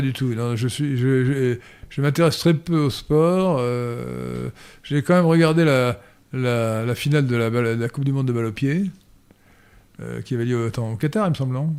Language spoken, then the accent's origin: French; Brittany, France; je suis breton